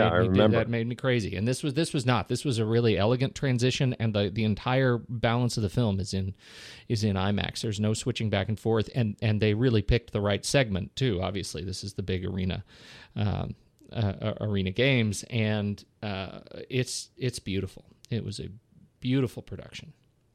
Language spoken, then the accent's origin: English; Colorado Springs, Colorado, United States; also born or lived in Oklahoma; I'm from Colorado Springs. Originally grew up. I was born in Oklahoma, but I didn't spend a long time there.